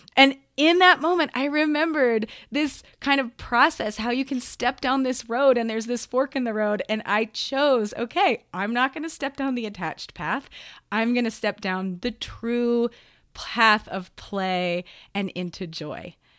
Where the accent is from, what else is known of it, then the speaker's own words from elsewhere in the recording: Gainesville, Florida, United States; also born or lived in Spain; now in Denver, United States; I grew up in Gainesville, Florida